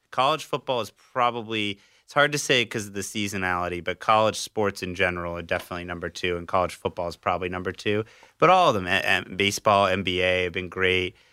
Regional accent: South Florida, United States; I grew up in South Florida

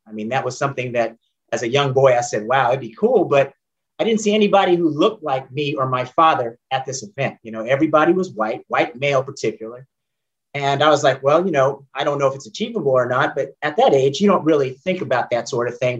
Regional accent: San Jose and Oakland, California, United States; moved away as an adult; now in Atlanta, United States; i grew up primarily between san jose california and oakland california

